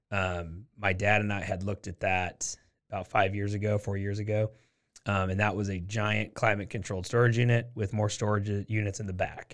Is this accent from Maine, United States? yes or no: no; Portland, Oregon, United States; now in Waco, United States; I'm from Portland, Oregon is where I'm from